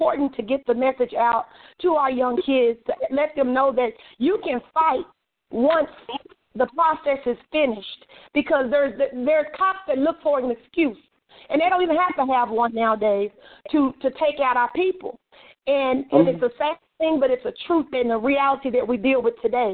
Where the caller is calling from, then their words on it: Texas, United States; I'm from Texas calling